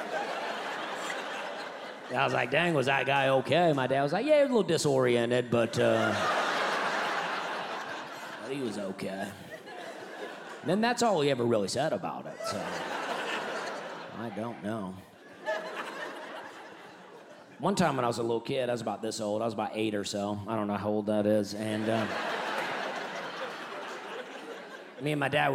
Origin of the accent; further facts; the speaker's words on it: Alabama, United States; I grew up in Alabama. That's where I'm from.